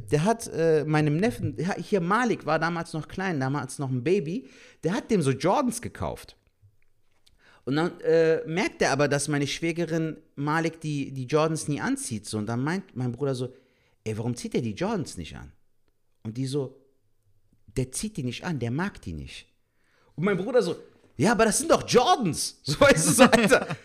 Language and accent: German; Cologne, North Rhine-Westphalia, Germany; Aber guck mal, wir freuen uns als Kölner so, als ob wir die Bundesliga